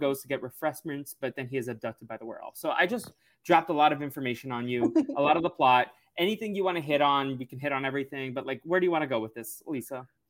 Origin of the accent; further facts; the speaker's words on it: New England, United States; moved away; also born or lived in Los Angeles; I grew up in New England